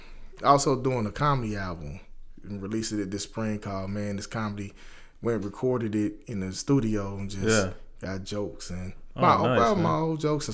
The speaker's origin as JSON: {"language": "English", "town": "Dayton", "region": "Ohio", "country": "United States", "tie": "born or raised there", "said": "I grew up in Westwood here in Dayton, Ohio."}